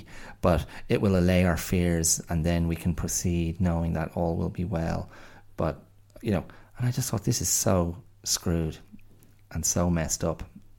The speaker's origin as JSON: {"language": "English", "country": "Ireland", "lives_now": "Australia", "said": "being an Irish man abroad, I was grateful to Australia."}